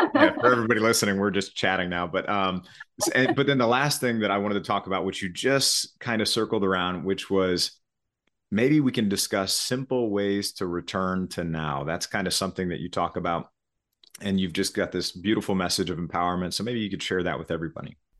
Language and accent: English; Missouri, United States; I listened to about ninety-five percent country music as I was growing up in Missouri.